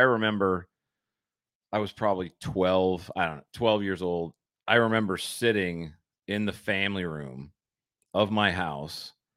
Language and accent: English; Michigan, United States; I grew up in Michigan. I grew up skating on frozen ponds